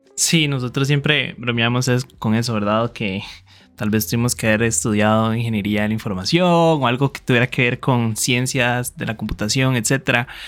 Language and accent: Spanish; Costa Rica; como muchos ticos